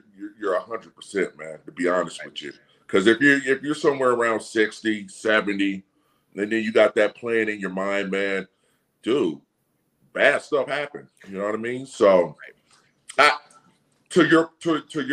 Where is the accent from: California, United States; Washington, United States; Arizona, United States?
Washington, United States; Seattle; I'm from Seattle, so I'm kind of used to any kind of weather